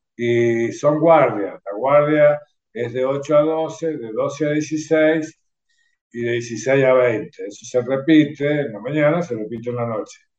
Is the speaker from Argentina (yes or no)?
yes; Mendoza, Argentina; also born or lived in Caucete, San Juan, Argentina; nací en Caucete, San Juan, en 1959 a los ocho años de estar viviendo en Caucete, eh, toda la familia se trasladó a Mendoza y bueno, desde esa fecha, bueno, sigo en Mendoza, soy un mendocino por adopción